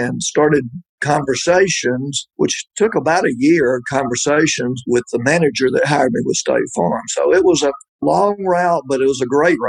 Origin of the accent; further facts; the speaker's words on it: Columbus, Georgia, United States; I came from fairly humble beginnings. I grew up in Columbus, Georgia.